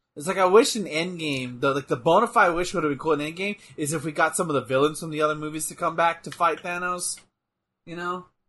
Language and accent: English; Texas, United States; I'm from Texas.